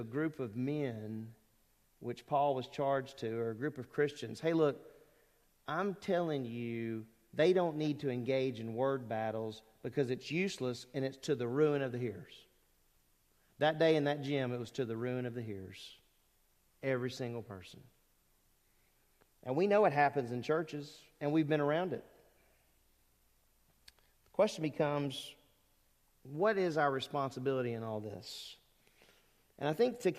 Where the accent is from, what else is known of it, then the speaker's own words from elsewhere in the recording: Lake Charles, Louisiana, United States; moved away; I grew up in Southwest Louisiana, in Lake Charles, Louisiana